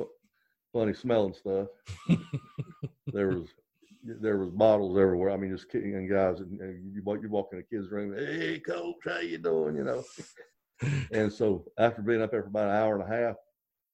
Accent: North Carolina, United States; moved away as an adult; now in South Carolina, United States; this is my adopted home. I'm from North Carolina, but this is home

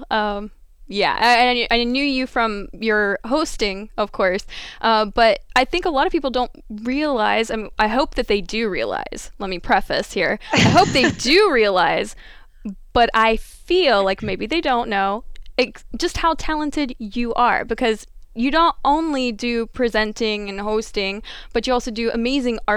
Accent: Midwest, United States; Growing up in the Midwest

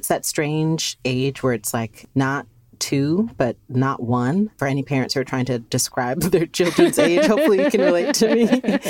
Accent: Philadelphia, Pennsylvania, United States; But it's always been such an important part of my life from being a child, growing up in Philly.

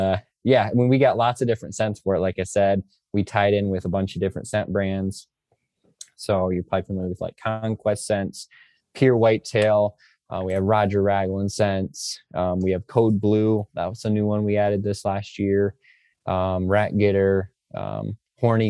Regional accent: Michigan, United States; I'm from Michigan, it's pretty cold during peak rut here in Michigan

